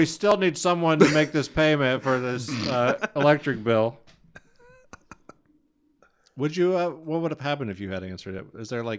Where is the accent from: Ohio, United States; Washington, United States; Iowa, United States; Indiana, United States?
Ohio, United States; We're from Ohio.